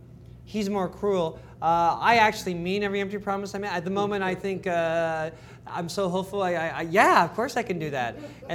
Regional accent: Toronto, Ontario, Canada; Dave and Scott and I grew up in Toronto.

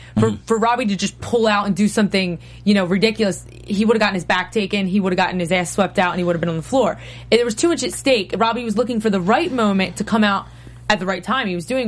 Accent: New Jersey, United States; accent: Jersey; That wasn't my Jersey accent.

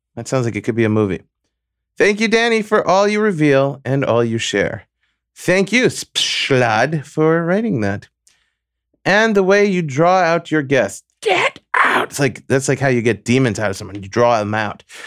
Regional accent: New York City, New York, United States; moved away; also born or lived in Long Beach, Long Island; where I was born and spent my formative years in Flushing Meadows, New York

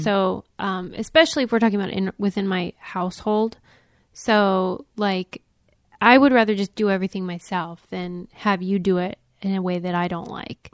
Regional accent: Pittsburgh, Pennsylvania, United States; I was raised in Pittsburgh

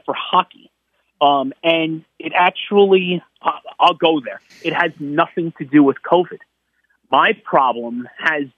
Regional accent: New York, United States; I'm from New York

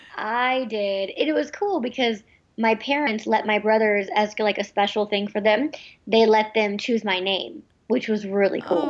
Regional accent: United States; they moved to the United States, where um, I was born

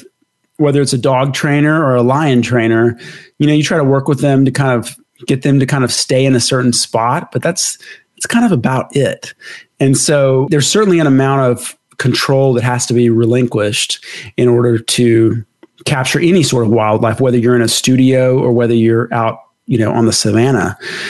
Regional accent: Dallas, Texas, United States; I'm from Dallas. He's from Dallas.

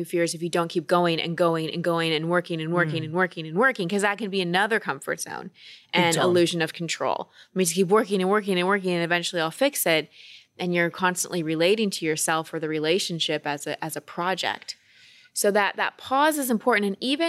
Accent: United States; No, we Americans were here longer.

